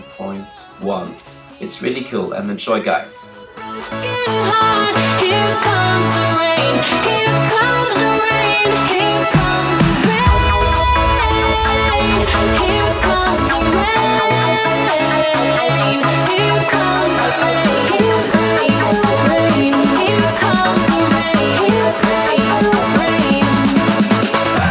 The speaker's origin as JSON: {"language": "English", "country": "Austria", "said": "I'm from Austria and I'm 16 years old, producer"}